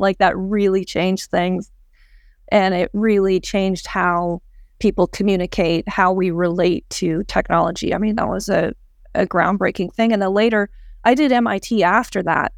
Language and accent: English; Edmonton, Alberta, Canada; I was born in Edmonton